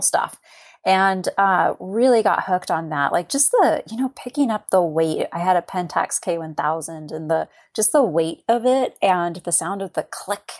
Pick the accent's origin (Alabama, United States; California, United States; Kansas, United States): California, United States; moved away as an adult; also born or lived in Oregon coast; now in Astoria, United States; I was born and raised in California and, uh, about four years ago moved to the Oregon coast